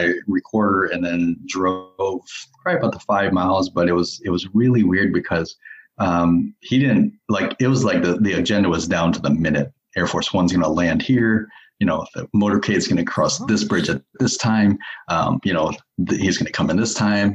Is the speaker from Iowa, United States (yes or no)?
yes; Iowa side of the Iowa–Illinois border, United States; moved away as an adult; now in Portland, United States; where I came from, the border of Iowa and Illinois, I grew up on the Iowa side, but moved over to the Illinois side.